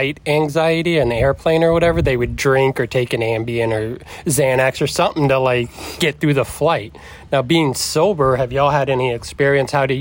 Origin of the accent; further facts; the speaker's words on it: Florida, United States; We're from Florida